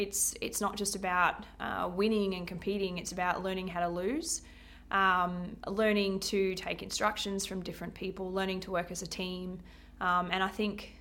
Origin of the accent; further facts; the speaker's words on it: Blackwater, Queensland, Australia; now in Rockhampton, Australia; both my brother and I grew up in Blackwater and went through primary and secondary school in Blackwater